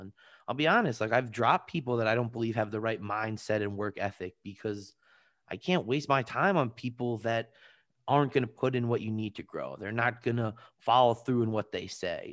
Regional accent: Long Island, New York, United States; also born or lived in Washington, D.C.; I'm originally from Long Island, New York

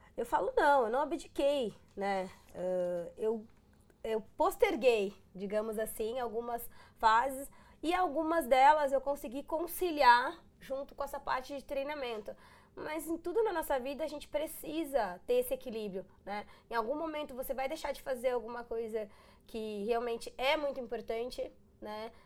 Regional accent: Rio Grande do Sul, Brazil; moved away; Sou gaúcha, os gaúchos eles são muito bairristas

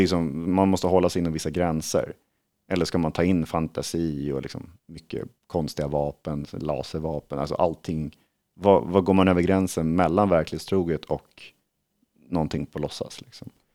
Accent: Sweden; som svensk

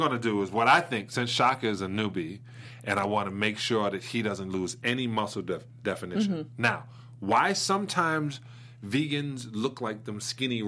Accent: New York City, New York, United States; moved away; Brooklyn, New York

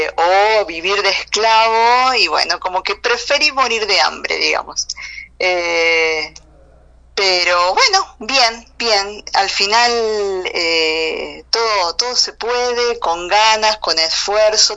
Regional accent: Corral de Bustos, Córdoba, Argentina; yo soy de Argentina, nací eh, en la ciudad de Córdoba, Argentina, pero transité gran parte de eh, mi niñez y mi adolescencia en eh, una ciudad pequeña que se llama Corral de Bustos y Flinger, en la provincia también de acá de Córdoba.

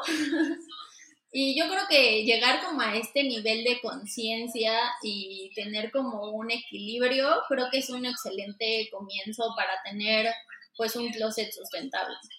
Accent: Mexico City, Mexico; soy de aquí de, México, nací y crecí en la Ciudad de México, específicamente en Xochimilco.

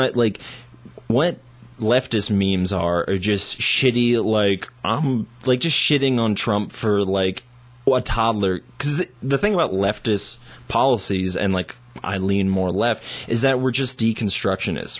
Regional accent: United States; also born or lived in Taiwan; an American who's lived overseas

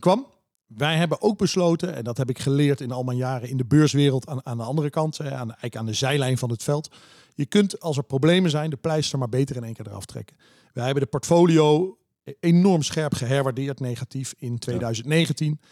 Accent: Heerlen, Limburg, Netherlands; moved away; also born or lived in Vries, Drenthe; Heerlen, waar ik vandaan kom

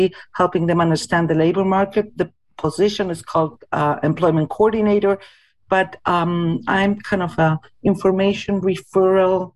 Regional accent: Argentina; moved away as an adult; now in Winnipeg, Canada; I was born in Argentina and came to Winnipeg not quite 20 years ago, in 2003

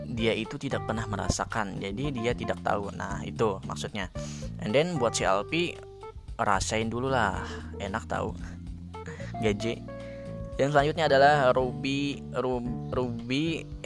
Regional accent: Samuda, Central Kalimantan, Indonesia; gue itu asal dari Kalimantan ya. Nah, di Kalimantan ini, Kalimantan di tempat gue, apalagi daerah gue kan di Samuda itu mayoritasnya menggunakan bahasa Banjar.

